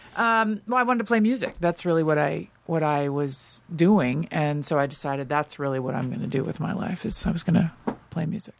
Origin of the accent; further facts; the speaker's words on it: Los Angeles, California, United States; also born or lived in New York; I grew up all around Los Angeles, but I ended up on the West Side